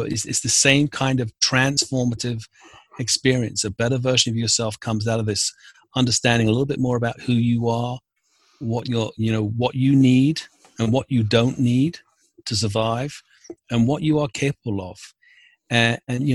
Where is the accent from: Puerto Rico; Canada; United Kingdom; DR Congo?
United Kingdom; London; moved away as an adult; also born or lived in Newfoundland / coast of Maine; now in Maine, United States; I was born and raised in London in the UK